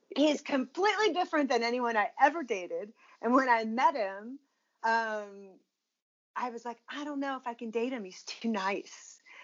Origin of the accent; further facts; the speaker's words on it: Virginia, United States; I grew up in Virginia.